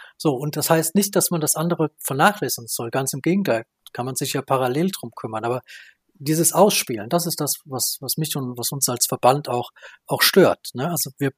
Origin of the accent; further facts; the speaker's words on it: Baden-Württemberg, Germany; also born or lived in North Rhine-Westphalia; mich betrifft das in meiner Heimat